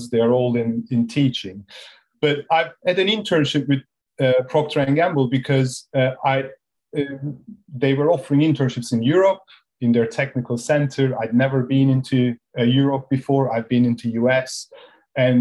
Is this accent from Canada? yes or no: no; Turkey; moved away as an adult; also born or lived in United States / Belgium / Switzerland; now in United Kingdom; I was born and raised in Turkey